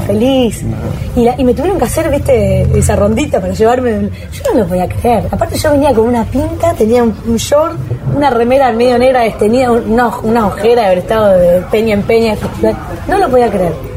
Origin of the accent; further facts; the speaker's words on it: Arequito, Santa Fe, Argentina; llego a Arequito, que es un pueblo, un pueblo, se podría decir frío, no, no crítica porque yo amo a mi pueblo